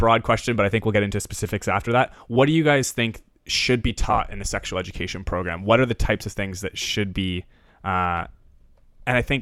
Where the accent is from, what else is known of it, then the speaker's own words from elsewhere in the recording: Ontario, Canada; I'm from Ontario